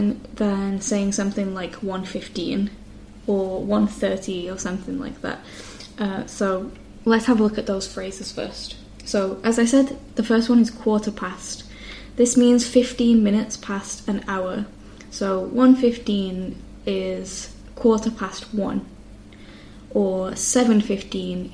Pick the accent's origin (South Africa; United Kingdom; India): United Kingdom; the north of England; accent: northern English; my accent being from the north of England